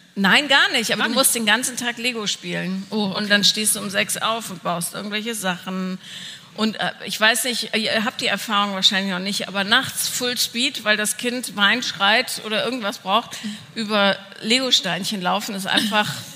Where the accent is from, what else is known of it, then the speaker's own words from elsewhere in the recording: Bonn, North Rhine-Westphalia, Germany; Ich bin ja in Bonn aufgewachsen